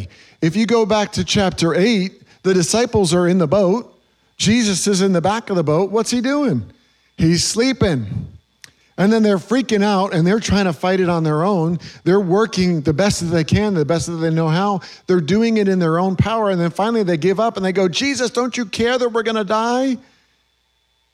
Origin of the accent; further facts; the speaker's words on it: New York, United States; moved away; I grew up in New York